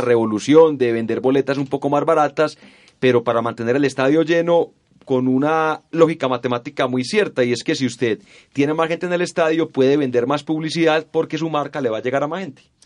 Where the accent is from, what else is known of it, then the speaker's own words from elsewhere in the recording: Colombia; yo como colombiano